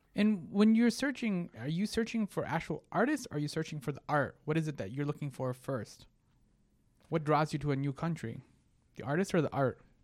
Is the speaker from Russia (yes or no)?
no; Egypt; I'm from Egypt